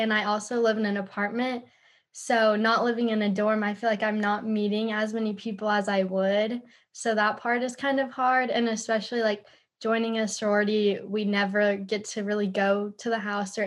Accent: Austin, Texas, United States; moved away as an adult; now in Arkansas, United States; I'm also from Austin, Texas

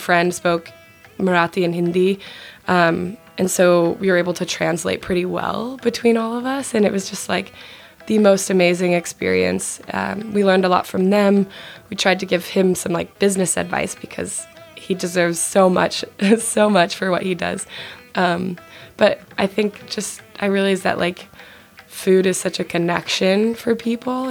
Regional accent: Colorado, United States; also born or lived in Arizona; I'm from Colorado

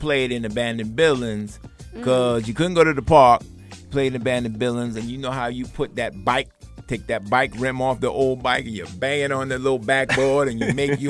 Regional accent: New York City, New York, United States; I grew up in Brooklyn, man. Brownsville, then I moved to Flatbush.

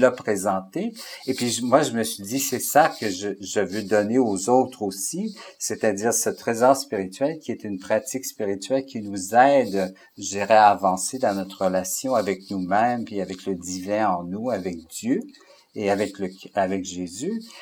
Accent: Alberta, Canada; moved away as an adult; also born or lived in Saint-Boniface, Manitoba / Montreal, Quebec; now in Quebec, Canada; je suis originaire de l'Alberta aussi. Alors, je suis un francophone qui vient de l'Alberta, mais ça fait 30 ans que je suis au Québec

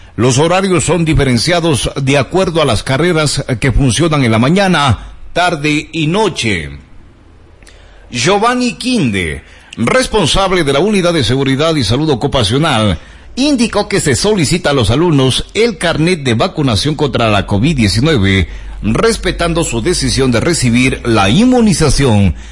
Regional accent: Ecuador; Las fuentes necesarias no las tenemos los ecuatorianos.

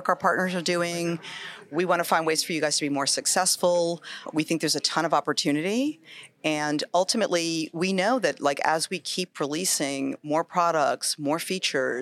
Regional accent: New York, United States; I grew up in New York, so like a lot of New York kids

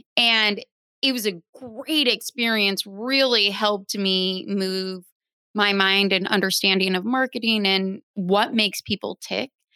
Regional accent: Phoenix, Arizona, United States; also born or lived in Nebraska; now in Brooklyn, United States; I am originally from Nebraska, raised in Phoenix, now a Brooklyn dweller

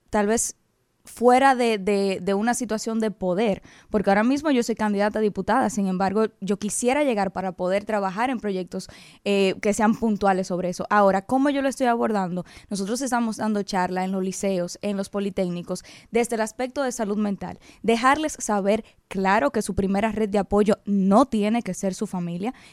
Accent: Dominican Republic; nosotros como dominicanos por el cambio lo vamos a respaldar.

